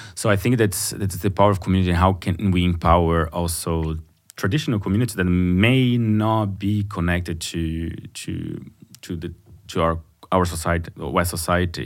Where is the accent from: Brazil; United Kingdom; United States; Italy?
Brazil; first language Portuguese; English is a second language; moved away as an adult; now in Berlin, Germany; I come from Brazil, but being living outside for a, for quite a while um, uh, living in Berlin for 14 years